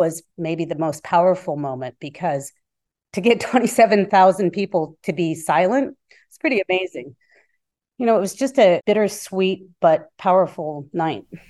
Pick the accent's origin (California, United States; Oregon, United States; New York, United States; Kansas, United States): California, United States; Bay Area; I grew up in the Bay Area.